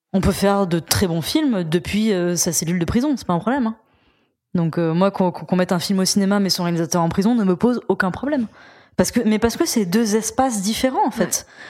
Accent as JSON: {"language": "French", "region": "Auvergne-Rhône-Alpes", "country": "France", "said": "je suis auvergnate"}